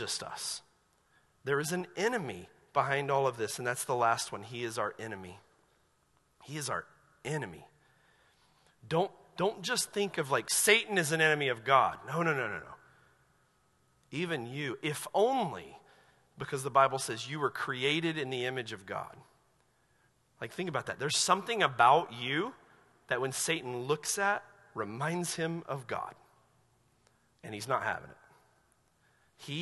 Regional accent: Asheville, North Carolina, United States; I grew up in Asheville, North Carolina

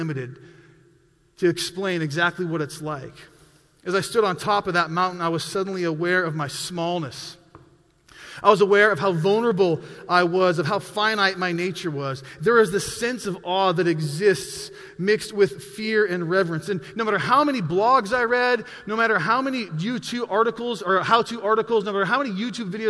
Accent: Montana, United States; I'm a mountain guy. I grew up in Montana

